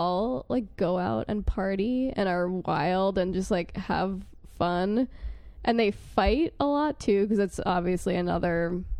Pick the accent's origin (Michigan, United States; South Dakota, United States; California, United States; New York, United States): New York, United States; I'm from New York